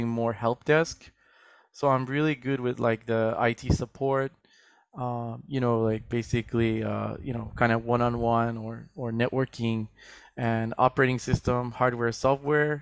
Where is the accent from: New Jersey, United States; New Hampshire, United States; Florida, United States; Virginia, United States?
Florida, United States; moved away as an adult; also born or lived in New York; now in Tokyo, Japan; I grew up in Florida, did some college there.